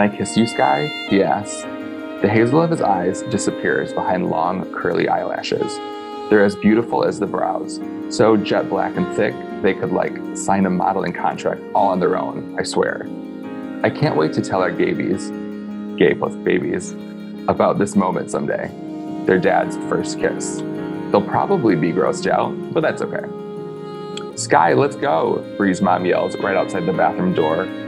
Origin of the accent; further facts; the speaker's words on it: north of Detroit, the Thumb area of Michigan, United States; moved away as an adult; I'm from about an hour and a half north of Detroit, so like in the thumb-ish area.